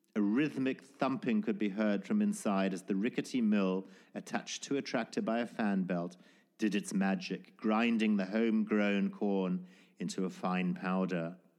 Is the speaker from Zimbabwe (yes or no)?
yes; Zimbabwe; born or raised there